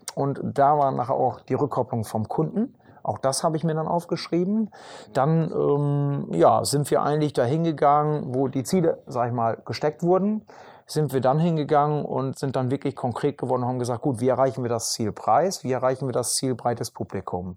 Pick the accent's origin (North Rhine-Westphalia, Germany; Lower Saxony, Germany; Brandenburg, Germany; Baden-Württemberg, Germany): Lower Saxony, Germany; Emsland; bei uns im Emsland